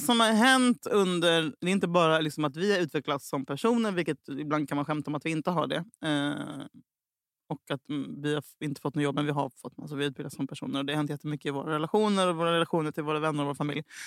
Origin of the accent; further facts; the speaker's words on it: Gothenburg, Västra Götaland, Sweden; jag är fucking göteborgare